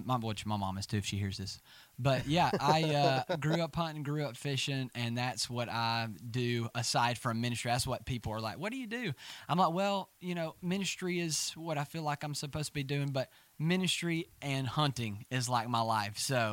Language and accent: English; Coleman, Alabama, United States; So, I grew up in Coleman, Alabama. And as Parker said, we are family. I am 24 years old and grew up pretty much went to church my whole life.